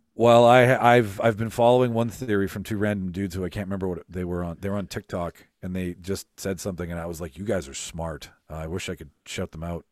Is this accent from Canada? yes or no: yes; Canada; we're from Canada, so we dance we dance with our with our Canadian family